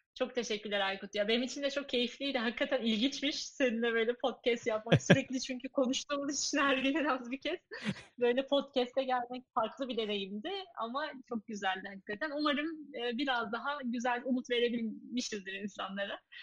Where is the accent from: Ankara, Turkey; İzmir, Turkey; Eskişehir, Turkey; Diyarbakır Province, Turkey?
Eskişehir, Turkey; moved away; benim memleketimiz Eskişehir